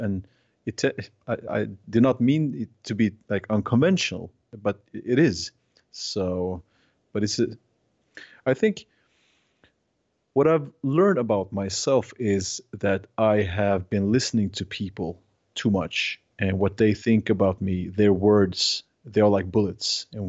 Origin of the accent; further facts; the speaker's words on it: Sweden; now in -; Like, I'm from Scandinavia, and we are very individualistic, and we are afraid of people, more or less. Not in Norway, but Swedes, we are very, we like our own apartments.